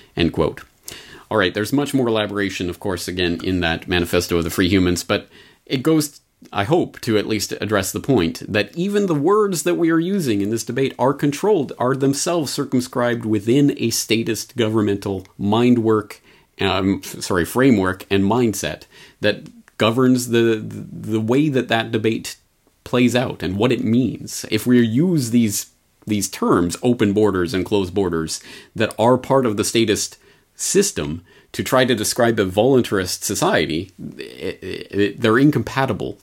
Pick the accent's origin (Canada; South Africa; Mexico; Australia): Canada; moved away as an adult; now in Japan; my own public school experience growing up in Canada